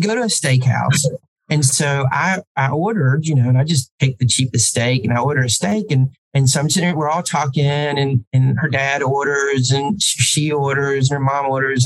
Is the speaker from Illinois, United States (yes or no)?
no; Ensley, Alabama, United States; there's no way a guy from Inslee is ever going to be president of a college because people just from my hometown just generally didn't go into academics.